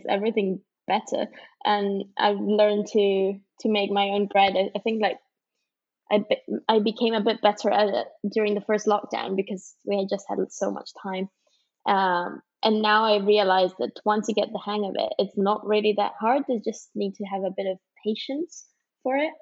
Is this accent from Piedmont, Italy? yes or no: yes; Turin, Piedmont, Italy; moved away as an adult; also born or lived in London; now in Edinburgh, United Kingdom; I'm originally from Italy, from Turin. And then I studied abroad in London. I did my undergrad there, and now I'm here in Edinburgh for my master's.